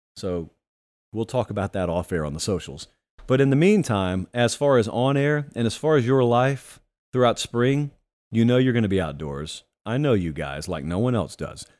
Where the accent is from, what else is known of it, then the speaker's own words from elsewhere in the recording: Georgia, United States; the University of Georgia, my home state.